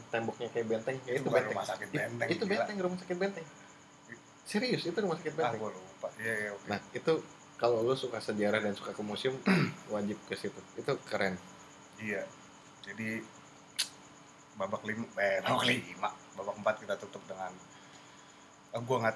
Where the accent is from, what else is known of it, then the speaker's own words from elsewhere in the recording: Bandung, West Java, Indonesia; also born or lived in Palembang; gua kebetulan lahir di Palembang hanya lahir hanya lahir numpang lahir aja Abis itu pindah ke Bandung